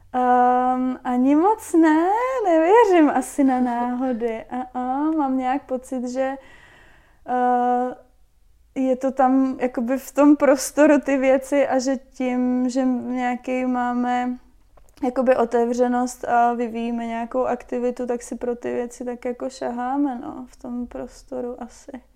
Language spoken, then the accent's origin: Czech; Czechia; moved away as an adult; also born or lived in Wellington, New Zealand; než jsem odjela z Čech, tak jsem vždycky pracovala v kanceláři